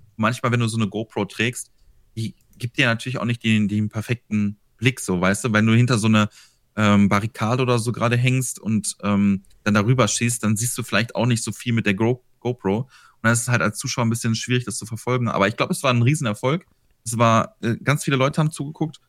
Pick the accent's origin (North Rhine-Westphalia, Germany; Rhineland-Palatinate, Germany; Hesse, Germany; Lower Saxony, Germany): North Rhine-Westphalia, Germany; Ruhr area; Aus dem, aus dem Ruhrgebiet. Also ganz grob mitten aus dem Ruhrgebiet